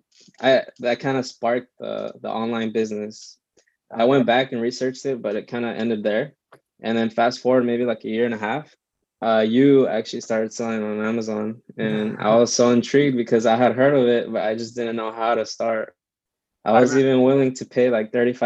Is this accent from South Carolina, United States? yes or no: no; Santa Ana, California, United States; moved away as an adult; also born or lived in Orange, California / Anaheim, California; now in Corona, United States; I was born in Orange County, raised in Santa Ana, Orange, and Anaheim. I recently moved to Corona